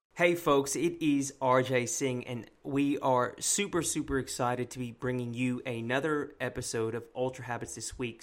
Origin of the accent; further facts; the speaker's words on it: East Bay, California, United States; That's my hometown. I didn't go to Berkeley, but I grew up in the, in the East Bay